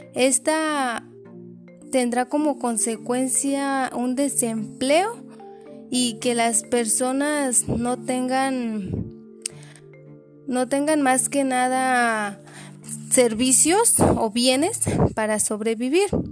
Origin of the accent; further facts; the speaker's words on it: Mexico; nosotros como mexicanos